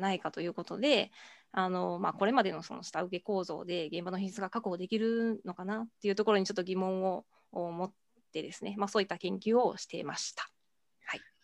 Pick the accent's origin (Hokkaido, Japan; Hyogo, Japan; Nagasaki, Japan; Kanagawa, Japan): Hyogo, Japan; Amagasaki; 兵庫県出身ですが、あの尼崎兵庫県尼崎市というところ出身でして